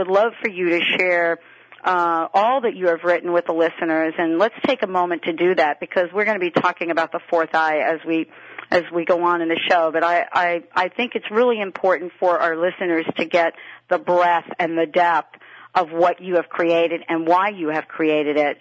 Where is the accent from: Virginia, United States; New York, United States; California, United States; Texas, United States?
New York, United States; I grew up in New York